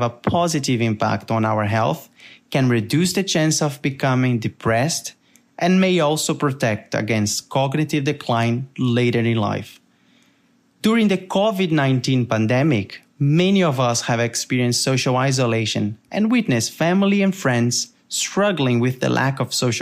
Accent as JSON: {"language": "English", "country": "Brazil", "accent": "Brazilian", "said": "as you can tell by my accent, I am Brazilian"}